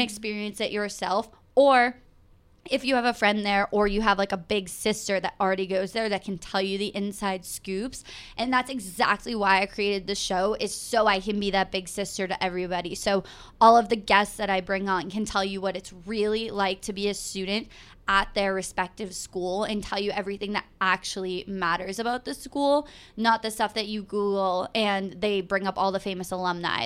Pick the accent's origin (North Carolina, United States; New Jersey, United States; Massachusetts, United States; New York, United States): Massachusetts, United States; I am From Massachusetts, I went to Boston University with Gretchen